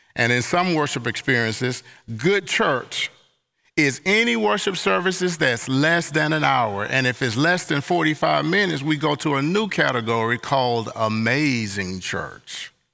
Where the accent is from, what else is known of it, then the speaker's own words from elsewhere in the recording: Mississippi, United States; moved away; also born or lived in Southwest United States; I'm from Long, Hot, Sweaty, Mississippi Summers and Attic Fans